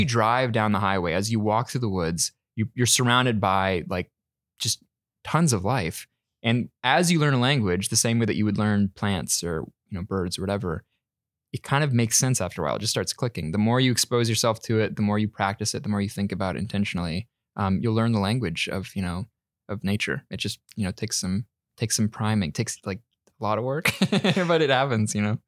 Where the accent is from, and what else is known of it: North Carolina, United States; born or raised there; moved away as an adult; now in Vancouver, Canada